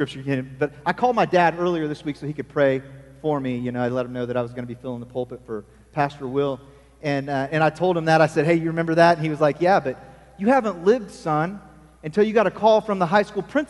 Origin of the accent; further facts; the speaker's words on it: Falls City, Nebraska, United States; moved away; I grew up in Nebraska